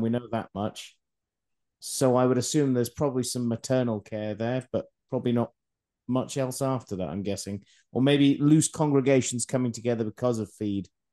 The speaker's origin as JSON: {"language": "English", "region": "Scotland", "country": "United Kingdom", "said": "I'm Scottish"}